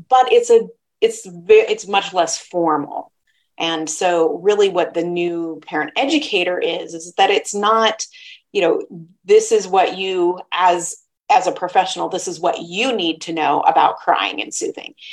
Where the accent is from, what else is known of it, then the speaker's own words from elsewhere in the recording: Midwest, United States; I was raised in the Midwest